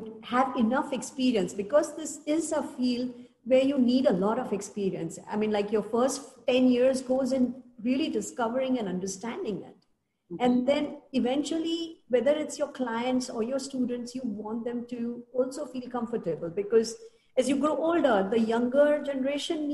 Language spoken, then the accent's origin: English; India; we are lucky as Indians